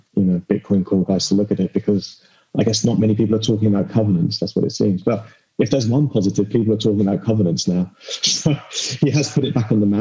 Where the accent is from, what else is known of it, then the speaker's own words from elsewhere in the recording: United Kingdom; I'm British